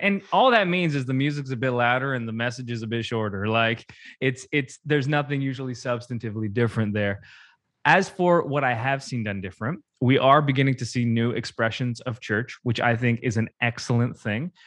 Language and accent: English; Canada; I'm Canadian